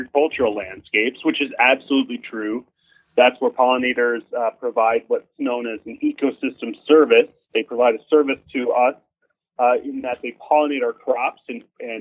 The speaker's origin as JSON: {"language": "English", "town": "Kalamazoo", "region": "Michigan", "country": "United States", "tie": "born or raised there", "moved": "as an adult", "lives_now": "State College, United States", "said": "I was born and raised in the Kalamazoo Battle Creek area."}